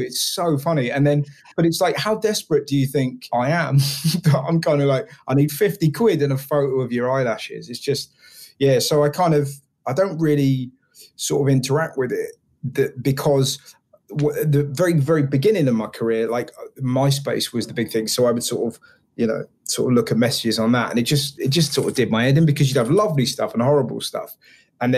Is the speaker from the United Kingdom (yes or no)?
yes; England, United Kingdom; I'm from England